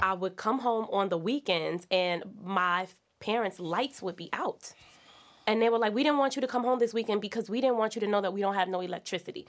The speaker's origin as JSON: {"language": "English", "town": "East Orange", "region": "New Jersey", "country": "United States", "said": "I'm from East Orange, New Jersey, so I'm from the ghetto."}